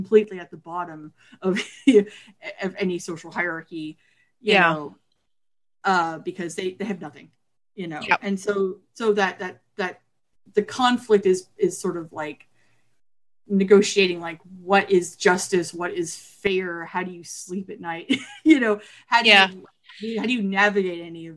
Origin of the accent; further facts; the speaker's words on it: Texas, United States; moved away; I'm from Texas originally, which is more like Southwest